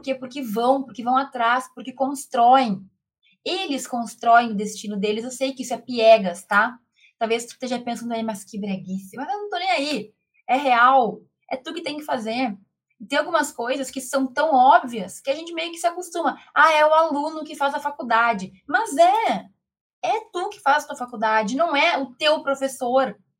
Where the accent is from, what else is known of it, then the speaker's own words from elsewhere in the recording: Rio Grande do Sul, Brazil; moved away as an adult; also born or lived in Santa Maria; now in Santa Catarina, Brazil; Eu sou gaúcha, moro... Hoje não moro mais lá no Rio Grande do Sul, moro em Santa Catarina